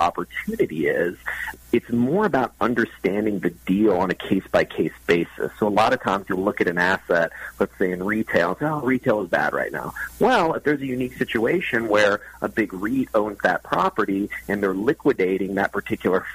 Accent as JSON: {"language": "English", "region": "Texas", "country": "United States", "said": "I'm from Texas"}